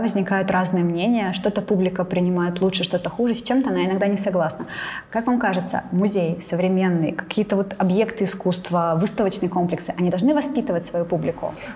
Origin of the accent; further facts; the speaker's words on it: Sosnovy Bor, Leningrad Oblast, Russia; школьные экскурсии, когда мы приезжали из Соснового Бора, городка